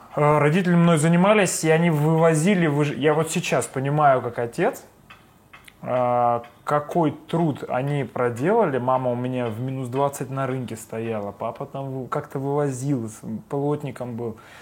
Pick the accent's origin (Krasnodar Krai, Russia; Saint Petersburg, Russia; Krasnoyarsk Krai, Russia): Saint Petersburg, Russia; born or raised there